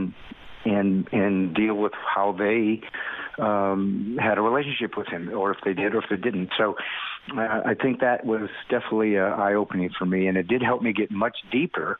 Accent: California, United States; also born or lived in Indiana, United States; now in Nashville, United States; we moved when I was 9 to California, and I spent most of my life there

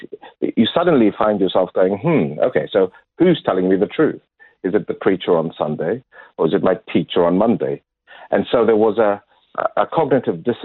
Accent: Zimbabwe; moved away as an adult; also born or lived in Lusaka, Zambia / Kenya; now in Adelaide, Australia; I grew up in Zimbabwe

